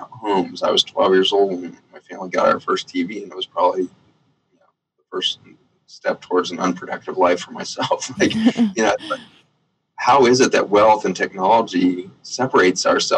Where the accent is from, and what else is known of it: United States